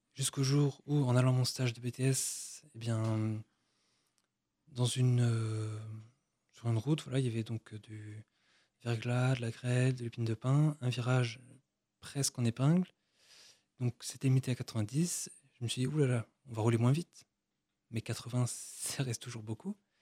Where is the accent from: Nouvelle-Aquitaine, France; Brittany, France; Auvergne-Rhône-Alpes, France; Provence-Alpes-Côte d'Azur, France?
Brittany, France; now in Versailles, France; moi je suis breton